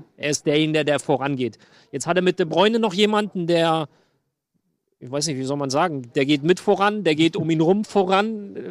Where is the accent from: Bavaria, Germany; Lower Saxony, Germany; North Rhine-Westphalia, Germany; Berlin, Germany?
North Rhine-Westphalia, Germany; Aachen; Ich komme ja aus dem Dreiländereck. Deutschland, Holland, Belgien oder Deutschland, Niederlande, Belgien